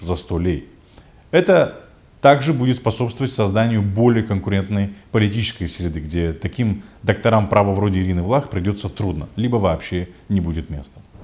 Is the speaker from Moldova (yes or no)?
yes; Moldova